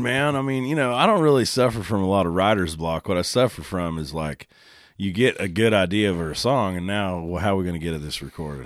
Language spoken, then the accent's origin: English; Oklahoma, United States; growing up in Oklahoma